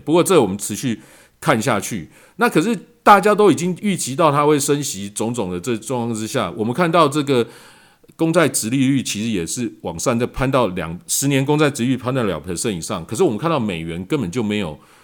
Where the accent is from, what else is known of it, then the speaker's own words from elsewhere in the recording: Taiwan; 我们在台湾可能大家比较感受不到，因为我们台湾在疫情控制方面一直相当的理想